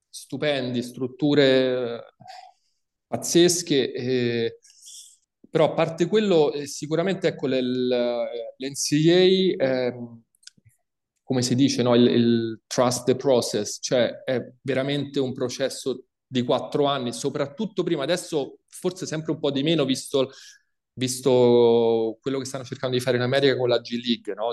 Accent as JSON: {"language": "Italian", "country": "Italy", "moved": "yes", "lives_now": "Chemnitz, Germany", "said": "io che sono italiano"}